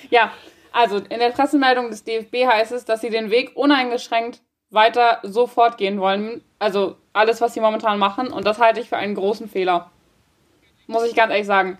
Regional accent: Germany; bei uns in Deutschland

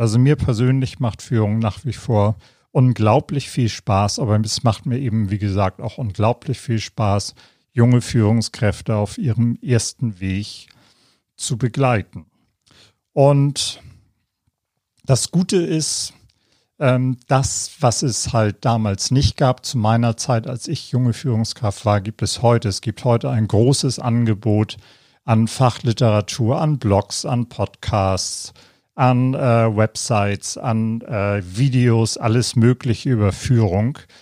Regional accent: Hamburg, Germany; moved away as an adult; also born or lived in London / Nuremberg; Nachdem ich die Schule und die Ausbildung in meiner Heimatstadt Hamburg

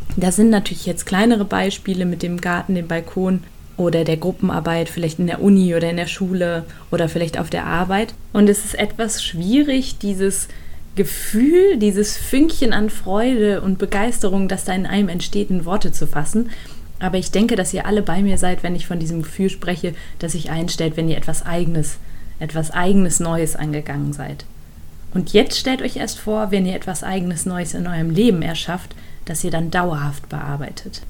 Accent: Germany; bei uns in Deutschland

